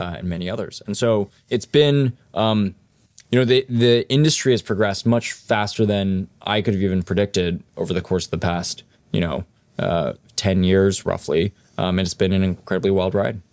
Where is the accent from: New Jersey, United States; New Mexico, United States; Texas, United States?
New Mexico, United States; Los Alamos; I grew up in Los Alamos, New Mexico